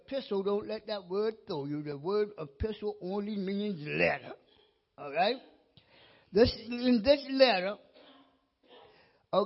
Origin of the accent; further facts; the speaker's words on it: Mount Pleasant, United States; also born or lived in Wiesbaden, Germany / Texas / Louisiana / Hawaii; I'm from the Mount Pleasant area